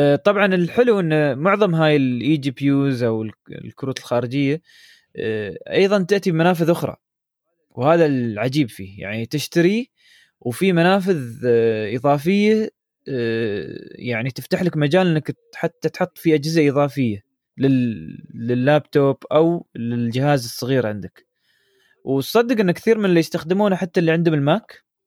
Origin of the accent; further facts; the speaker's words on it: United Arab Emirates; عندنا في الامارات